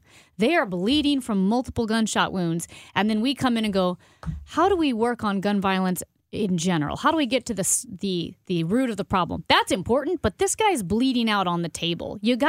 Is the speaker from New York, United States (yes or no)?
no; St. Louis, Missouri, United States; I grew up 45 minutes from the city, right out in way, way West County.